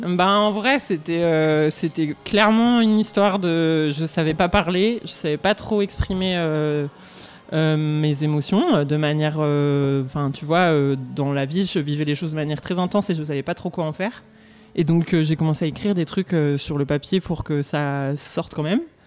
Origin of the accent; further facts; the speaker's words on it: Romans-sur-Isère, Auvergne-Rhône-Alpes, France; also born or lived in Valence; je suis née à Romans-sur-Isère, donc pas très loin d'ici, que j'ai grandi